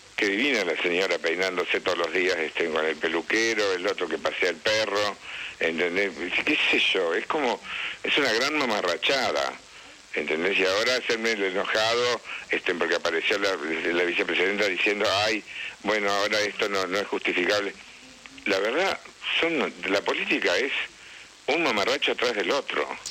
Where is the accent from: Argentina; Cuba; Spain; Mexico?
Argentina; Tostado, Santa Fe; moved away; Tostado, que es mi pueblo